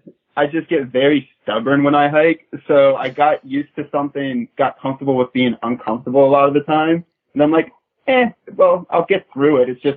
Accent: the South, United States; because I'm from the South and Magpie's a Canadian native

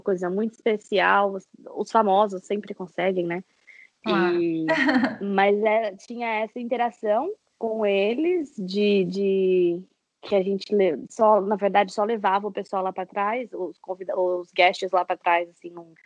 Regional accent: São Paulo, Brazil; eu sou de São Paulo

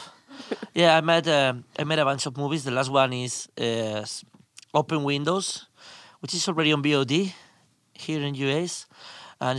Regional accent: Spain; I'm a filmmaker from Spain

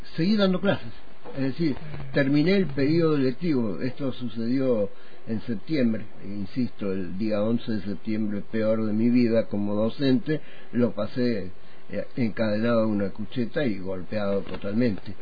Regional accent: Córdoba, Argentina; now in Neuquén, Argentina; yo terminé eh, mis estudios que había iniciado de pibe en Córdoba

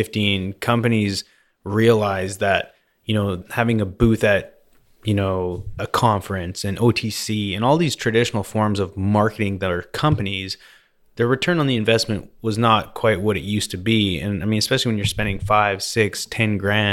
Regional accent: Vernon, British Columbia, Canada; I grew up in Vernon, BC, which is basically lake country, they call it.

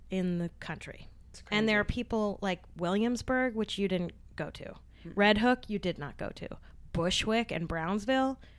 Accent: New York City, New York, United States; moved away; I grew up in Park Slope, and I was born in Park Slope back before it really became gentrified.

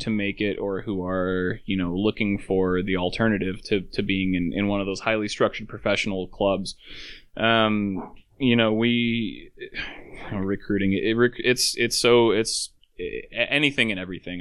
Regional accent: Alaska, United States; I'm from Alaska

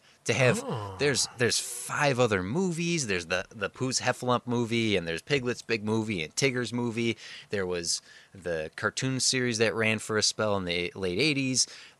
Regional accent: Petrified Springs Park, Wisconsin, United States; Petrified Springs Park, Pets Park in my hometown

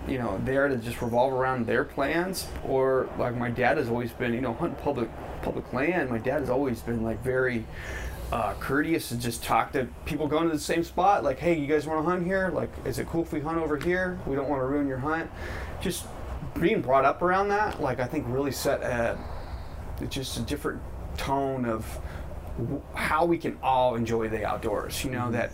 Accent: Brentwood, California, United States; I grew up in Brentwood

